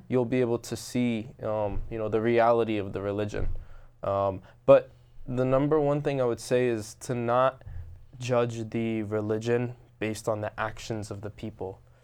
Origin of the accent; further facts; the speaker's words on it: Robbinsville, New Jersey, United States; I grew up in Robbinsville, New Jersey.